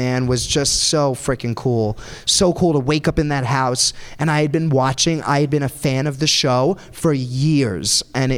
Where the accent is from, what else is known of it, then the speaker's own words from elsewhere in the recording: New York City, New York, United States; I grew up on Staten Island where everyone is kind of like me. They all like just are tan. They have accents like me.